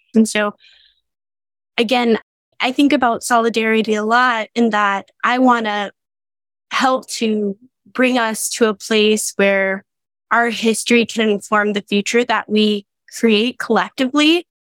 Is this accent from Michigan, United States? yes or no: no; Dallas, Texas, United States; also born or lived in Denton, Texas; I grew up in West Dallas until the age of five and then moved to Oak Cliff with my mom